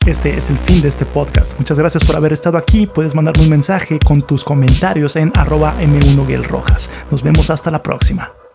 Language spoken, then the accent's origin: Spanish; Mexico; Yo soy de México